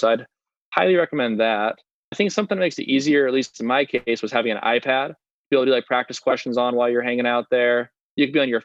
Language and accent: English; Las Vegas, Nevada, United States; moved away as an adult; also born or lived in Ohio; I was originally from Las Vegas